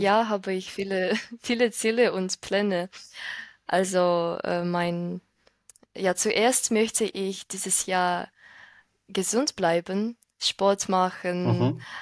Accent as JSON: {"language": "German", "country": "Ukraine", "second_language": "German", "said": "ich komme aus der Ukraine und ich bin 22 Jahre alt. Ich wohne jetzt in der Ukraine mit meiner Schwester"}